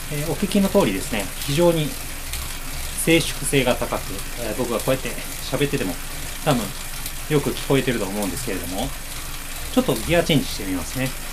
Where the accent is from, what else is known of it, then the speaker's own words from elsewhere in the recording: Kobe, Hyogo, Japan; 僕神戸ですけど